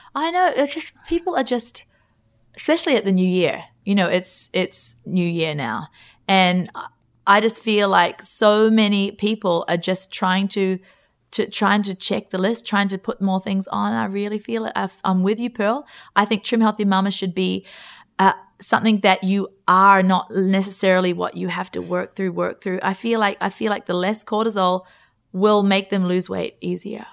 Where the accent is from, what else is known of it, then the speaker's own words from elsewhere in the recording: Australia; we're from Australia